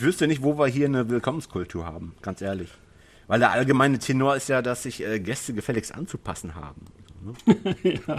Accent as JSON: {"language": "German", "region": "North Rhine-Westphalia", "country": "Germany", "said": "Ich fühle mich als Niederrheiner, nicht als Deutscher"}